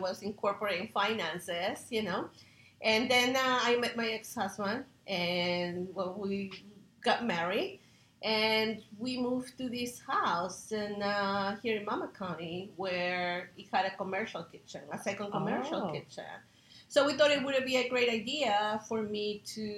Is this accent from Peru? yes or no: yes; Peru; now in United States; I'm from Peru, and I'm a chef here in the United States